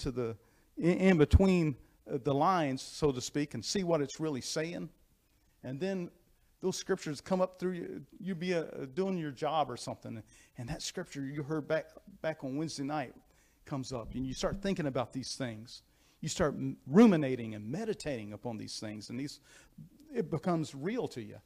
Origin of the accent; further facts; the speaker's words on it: United States; I am an American. I'm proud to be an American